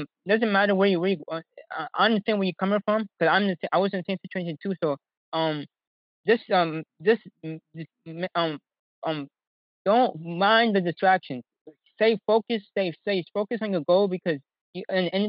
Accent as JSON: {"language": "English", "town": "New York City", "region": "New York", "country": "United States", "tie": "born or raised there", "said": "growing up in Harlem"}